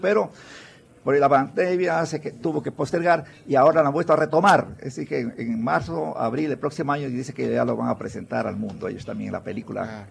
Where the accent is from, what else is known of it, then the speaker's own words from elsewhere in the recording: San Martín, Peru; now in Lima, Peru; Yo soy de nací en mi tierra querida, en, en, una zona, en una región de San Martín de la Selva. De ahí nos trasladamos a la capital